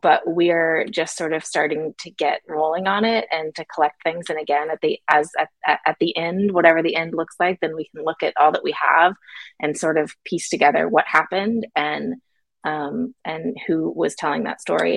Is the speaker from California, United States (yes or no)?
no; Florida, United States; I'm from Florida.